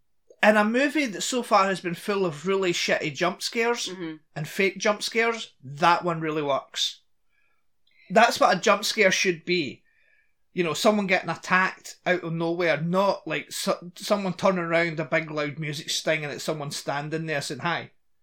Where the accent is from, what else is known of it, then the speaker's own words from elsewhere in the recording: Scotland, United Kingdom; I'm Scottish, but I'm Scottish